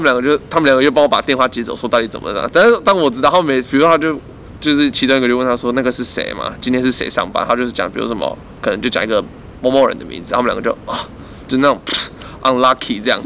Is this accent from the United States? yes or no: no; Taiwan; 我们台湾人